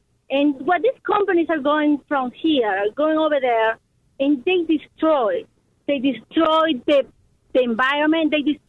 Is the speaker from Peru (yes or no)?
yes; Peru; now in Lake Forest, United States; I am from Peru. I'm American from Peru.